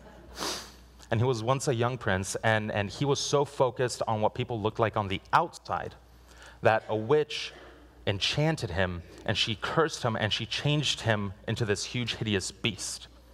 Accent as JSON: {"language": "English", "country": "Guatemala", "tie": "born or raised there", "moved": "yes", "said": "I was born in Guatemala, and I went with my parents"}